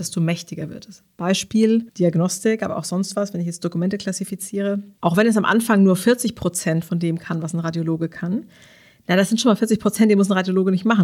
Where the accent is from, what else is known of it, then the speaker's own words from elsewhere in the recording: Karlsruhe, Baden-Württemberg, Germany; ich komme ja selber aus Karlsruhe